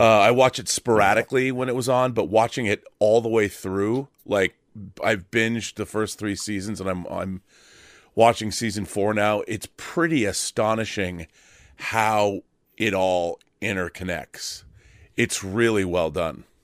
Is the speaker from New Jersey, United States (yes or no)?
no; Seattle, Washington, United States; moved away as an adult; also born or lived in California; I moved from where I grew up in Seattle. I moved to California to go to college at U S C